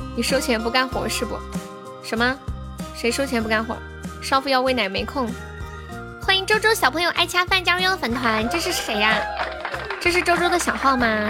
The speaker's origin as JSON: {"language": "Chinese", "region": "Sichuan", "country": "China", "accent": "Sichuanese", "said": "我们四川话"}